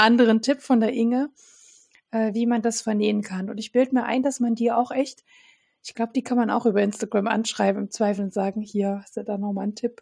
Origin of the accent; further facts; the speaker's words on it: Dresden, Saxony, Germany; aus meiner Heimatstadt Dresden